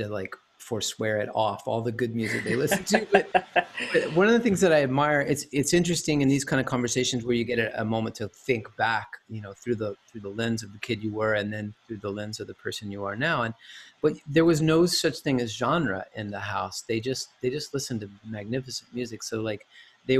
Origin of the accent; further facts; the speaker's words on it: Chattanooga, Tennessee, United States; also born or lived in Lookout Mountain; now in Los Angeles, United States; I am originally from Chattanooga, Tennessee